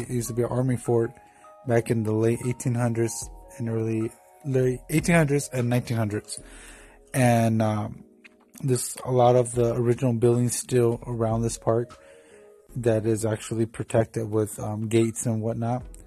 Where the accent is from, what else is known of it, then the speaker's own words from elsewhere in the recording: Tucson, Arizona, United States; my hometown of Tucson, Arizona